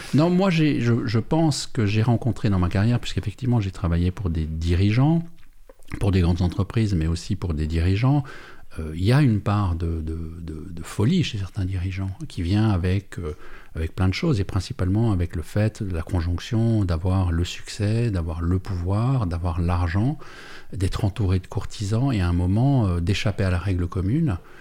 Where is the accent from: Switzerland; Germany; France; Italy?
Switzerland; Perreux, Neuchâtel; on vient de Péreux